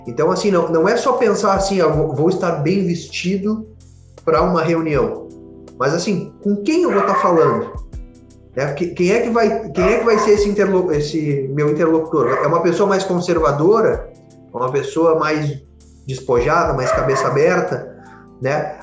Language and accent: Portuguese; Porto Alegre, Rio Grande do Sul, Brazil; eu sou aqui de Porto Alegre